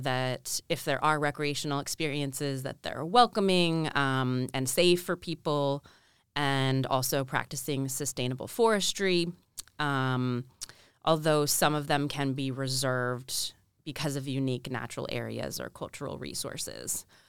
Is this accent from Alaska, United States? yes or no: yes; Alaska, United States; now in New Hampshire, United States; Well, I'm not originally from New Hampshire. I grew up in Alaska. So a strong connection to the land and the outdoors, and grew up canoeing, fishing for king salmon.